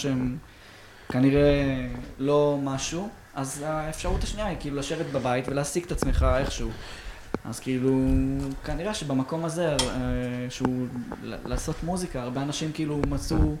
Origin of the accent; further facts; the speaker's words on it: Afula, Northern District, Israel; איפה שאני ספציפית גדלתי זה יותר באמת באווירת מושב